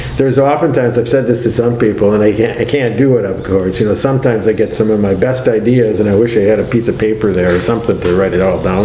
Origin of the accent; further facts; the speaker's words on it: Milwaukee, Wisconsin, United States; I also grew up in a city. I grew up in Milwaukee